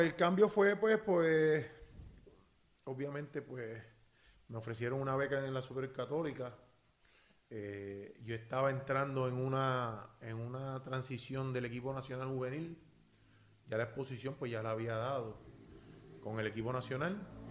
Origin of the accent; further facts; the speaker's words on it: Naranjito, Puerto Rico; also born or lived in Corozal / Bayamón; yo soy nacido y criado en Naranjito